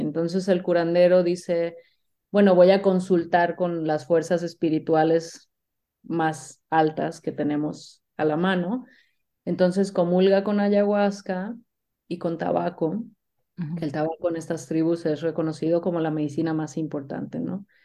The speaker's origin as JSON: {"language": "Spanish", "country": "Mexico", "said": "Yo soy mexicana"}